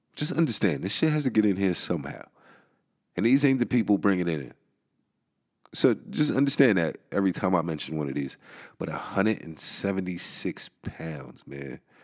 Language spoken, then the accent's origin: English; New York City, New York, United States; the Bronx. My hometown